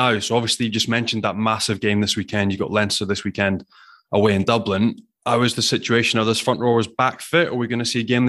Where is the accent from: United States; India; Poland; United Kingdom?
United Kingdom; Glasgow, Scotland; I grew up in Glasgow.